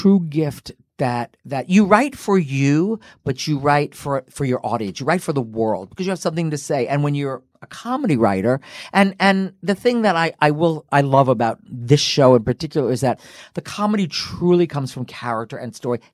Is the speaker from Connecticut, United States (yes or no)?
yes; Connecticut, United States; moved away; also born or lived in New York; I was born in Connecticut, lived in New York.